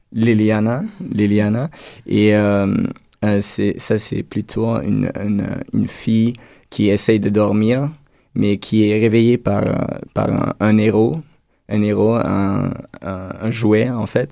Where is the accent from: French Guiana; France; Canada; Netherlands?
Netherlands; moved away; je viens des Pays-Bas